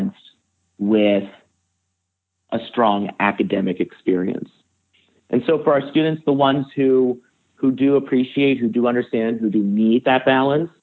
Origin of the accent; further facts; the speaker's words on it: Northeast, United States; I grew up in the Northeast and I went 100 miles away.